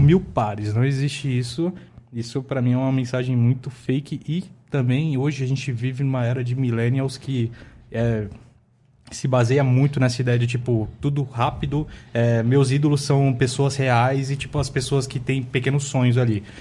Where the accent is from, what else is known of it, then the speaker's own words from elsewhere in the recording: São Paulo, Brazil; also born or lived in Diadema; eu nasci, é, cresci em São Paulo